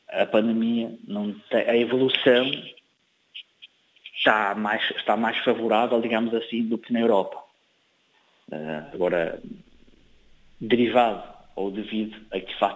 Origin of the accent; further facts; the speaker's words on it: Fogo, Cape Verde; sempre tenho acompanhado com especial atenção, a Cabo Verde, especialmente a Ilha do Fogo, de onde eu sou